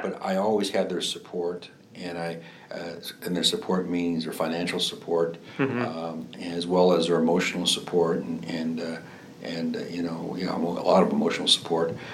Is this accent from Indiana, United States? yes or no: yes; Griffith, Indiana, United States; moved away as an adult; also born or lived in East Chicago, Indiana / Bloomington, Indiana; my home in Griffith